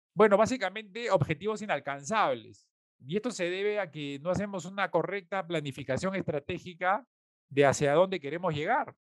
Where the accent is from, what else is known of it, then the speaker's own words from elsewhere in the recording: Peru; nosotros como peruanos